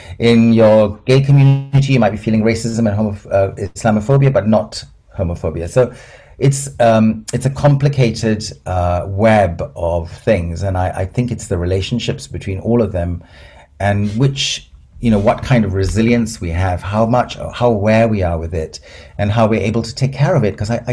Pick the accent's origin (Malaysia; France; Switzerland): Malaysia; also born or lived in Aberdeen, United Kingdom / Singapore; I'm in Aberdeen. I was born there, but I never lived there because I grew up in Malaysia and Singapore, and I'd come back to school in Brighton.